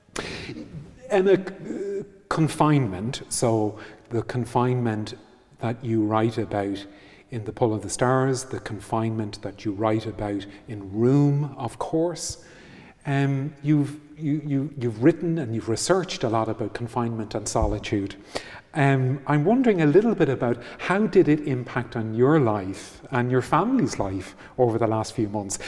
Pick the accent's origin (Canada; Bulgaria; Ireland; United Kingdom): Ireland; growing up in Ireland in, in, eh, as a teenager